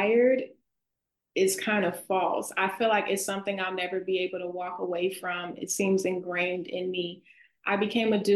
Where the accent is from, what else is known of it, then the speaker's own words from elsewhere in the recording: the South, United States; accent: Southern; my Southern accent.